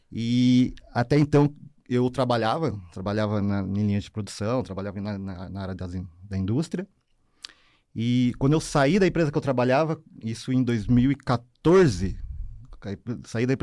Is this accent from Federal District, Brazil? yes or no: no; Curitiba, Paraná, Brazil; eu sou nascido e criado no SIC, né? Vila Sabará, e a minha trajetória cultural começa ali mesmo, né?